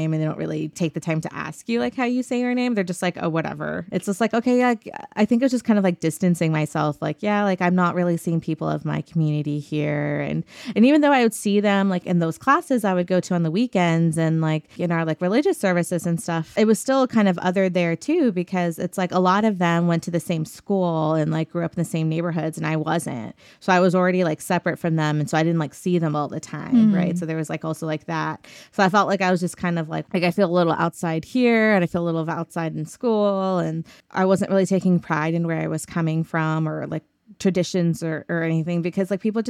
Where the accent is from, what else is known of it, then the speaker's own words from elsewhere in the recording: the South, United States; Obviously that's not true, but that again, like growing up in the South, being different is a challenge, right?